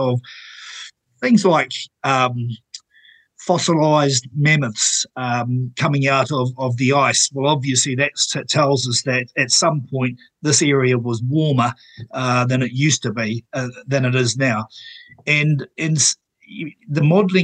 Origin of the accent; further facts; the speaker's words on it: Napier, Hawke's Bay, New Zealand; Where I grew up in Taradale, Napier